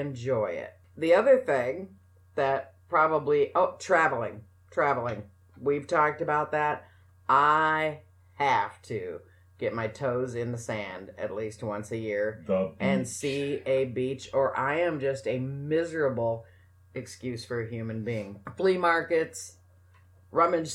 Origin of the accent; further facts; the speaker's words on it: New Mexico, United States; I grew up in New Mexico